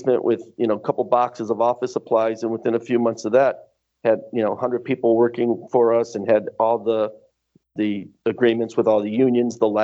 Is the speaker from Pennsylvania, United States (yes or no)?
no; Detroit, Michigan, United States; moved away as an adult; also born or lived in New Orleans / California; now in Italy; he moved back home to Detroit, and that's where my first memories in life are, growing up in Michigan